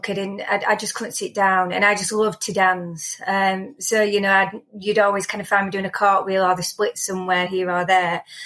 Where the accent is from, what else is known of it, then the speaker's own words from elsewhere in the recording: Rotherham, Yorkshire and the Humber, United Kingdom; I grew up in Rotherham, um, about two and a half miles from town centre